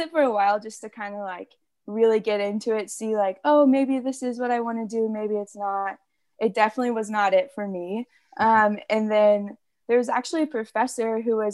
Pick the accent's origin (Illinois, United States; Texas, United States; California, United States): Texas, United States; Austin; I'm from Texas. I actually grew up in Austin for most of my life